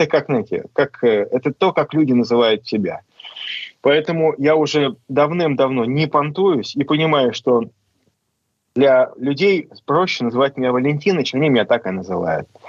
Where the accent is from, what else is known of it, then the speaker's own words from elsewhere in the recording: Saint Petersburg, Russia; я же из Петербурга.